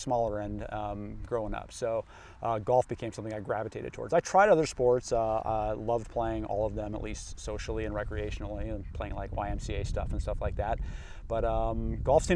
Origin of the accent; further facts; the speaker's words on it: La Crescenta, California, United States; I grew up in La Crescenta, California, kind of pretty much part of Glendale